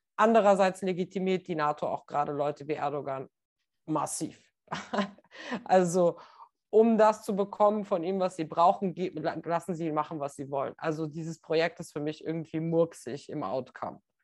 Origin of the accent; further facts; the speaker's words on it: North Macedonia; Ich bin ja aus Nordmazedonien